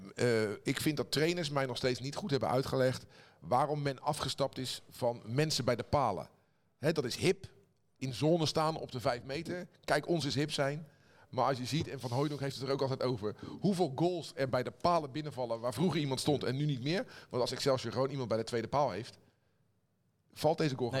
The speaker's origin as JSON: {"language": "Dutch", "country": "Netherlands"}